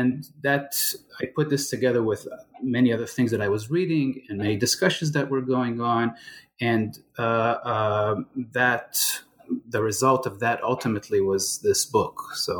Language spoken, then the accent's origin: English; Israel; moved away as an adult; also born or lived in California; I was born and I grew up in Israel